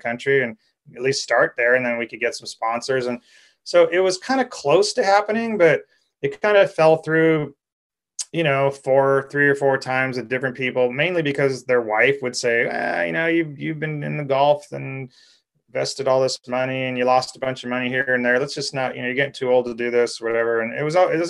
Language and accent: English; California, United States; being a Californian